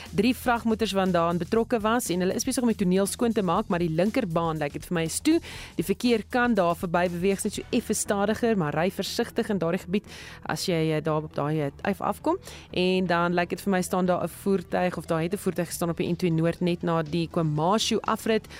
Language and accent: Afrikaans; Witbank, Mpumalanga, South Africa; now in Australia; waar ek vandaan kom in Witbank het ons ook gesê tannie en oom